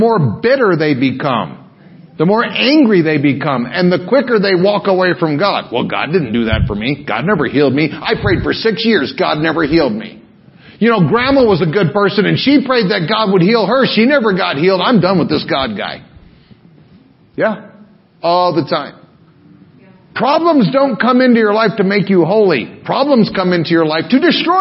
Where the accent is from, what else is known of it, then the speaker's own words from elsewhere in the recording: Pearl City, Hawaii, United States; from Pearl City